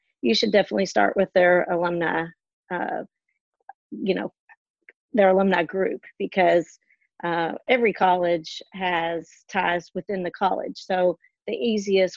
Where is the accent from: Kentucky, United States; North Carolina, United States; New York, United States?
Kentucky, United States; Owensboro; now in Lexington, United States; I'm not originally from Lexington, I'm from Owensboro, but when I came to Lexington, UK was my community.